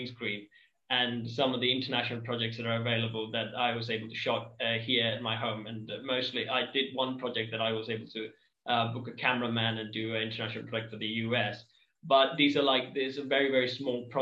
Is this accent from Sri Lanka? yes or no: yes; Batticaloa, Eastern Province, Sri Lanka; I'm from Bettiklow, Sri Lanka